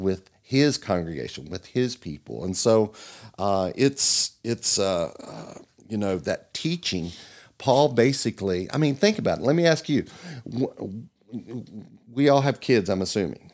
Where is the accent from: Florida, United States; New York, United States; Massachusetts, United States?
Florida, United States; Melbourne; moved away; also born or lived in Virginia; born in, uh, Florida, Melbourne.